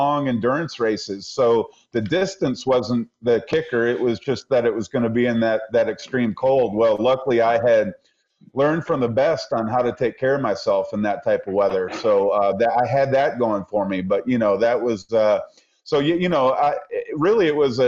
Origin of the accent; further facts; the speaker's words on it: Michigan, United States; now in Asheville, United States; I grew up in Michigan. I grew up through really tough winters